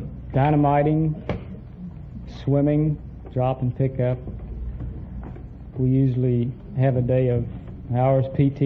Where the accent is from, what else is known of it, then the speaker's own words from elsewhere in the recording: Princeton, West Virginia, United States; Princeton, West Virginia.